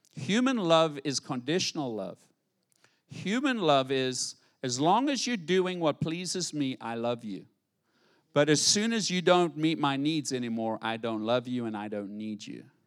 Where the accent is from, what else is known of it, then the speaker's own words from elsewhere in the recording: White City, South Africa; moved away as an adult; now in Fort Pierce, United States; I grew up in White City and we live in White City. How do you go from White City, South Africa to White City, Fort Pierce?